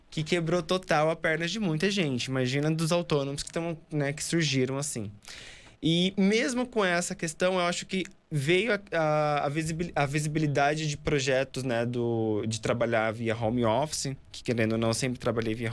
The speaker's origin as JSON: {"language": "Portuguese", "region": "Mato Grosso", "country": "Brazil", "lives_now": "São Paulo, Brazil", "said": "eu vim do Mato Grosso, como você também, é, e a gente chega em São Paulo"}